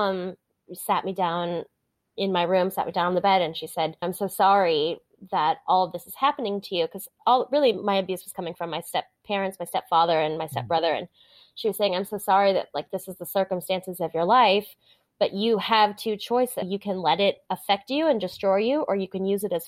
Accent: Hawaii, United States; I grew up in Hawaii, which is a lovely place to be from.

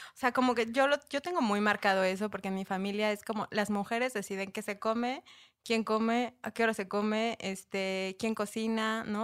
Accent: Mexico; yo era como mexa.

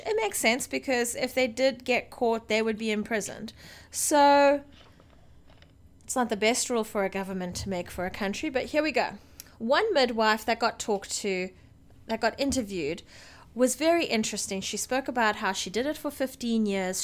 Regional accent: South Africa; as a South African

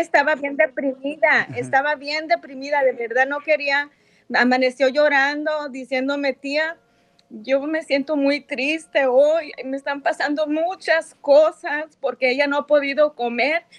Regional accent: Ocotlán, Jalisco, Mexico; now in United States; Nosotros somos de Ocotlán también

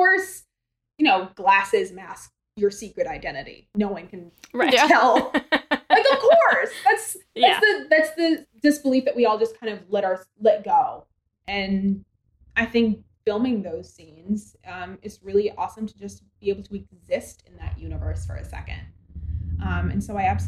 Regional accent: Maine, United States; from Maine

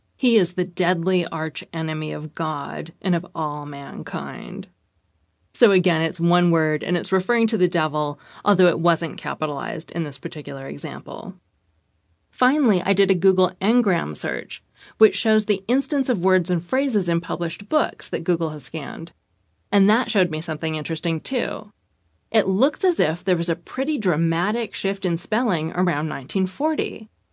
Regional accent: United States; Being an American

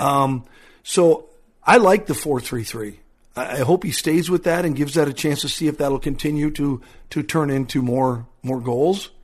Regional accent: Minnesota, United States; growing up in Minnesota

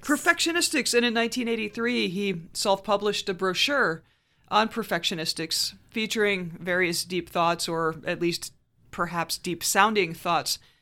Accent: Huntsville, Alabama, United States; my hometown of Huntsville, Alabama.

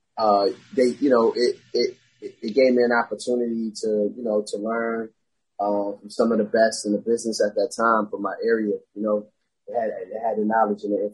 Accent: Beltsville, Maryland, United States; also born or lived in New Jersey; I completed high school. I went to High Point High School. I graduated from there. It's in Beltsville, Maryland, PG County. So I was pretty much a PG County kid for the most part

